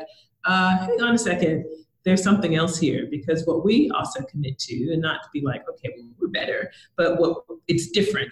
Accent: United States; moved away as an adult; now in Australia; I came to Australia, so I'm American. I came to Australia to take on a sales manager job.

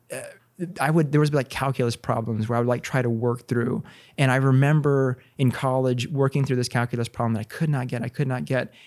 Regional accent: Corpus Christi, Texas, United States; also born or lived in Houston / Pennsylvania / Ohio; now in San Antonio, United States; I'm from Texas originally, born and raised in Corpus

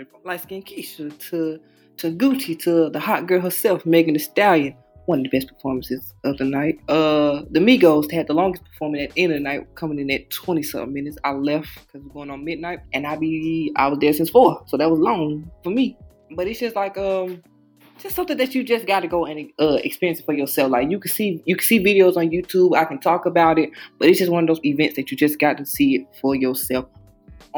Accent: Atlanta, Georgia, United States; I'm from Atlanta

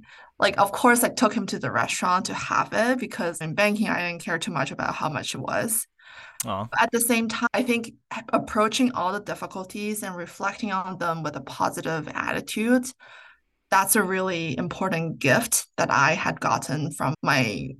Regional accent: Vancouver, British Columbia, Canada; Like when I was growing up in Vancouver, there were a lot of people, a lot of rich people in Canada, in Vancouver specifically.

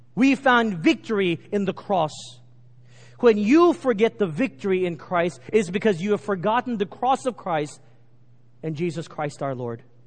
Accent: Texas, United States; Growing up in Texas, we were indoctrinated with Texas history

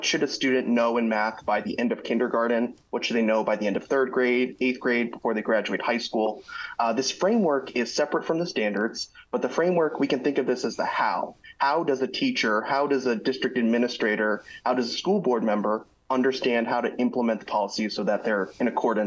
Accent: Chandler, Arizona, United States; launched a nonprofit micro school in my hometown of Chandler, Arizona

